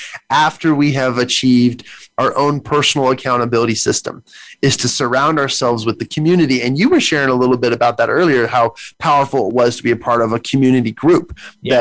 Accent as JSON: {"language": "English", "country": "United States", "said": "as an American, as a citizen"}